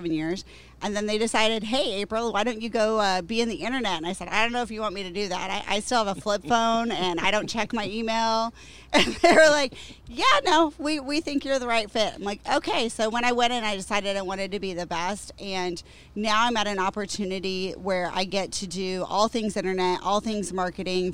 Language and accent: English; Nebraska, United States; moved away as an adult; now in Arizona, United States; I grew up in Nebraska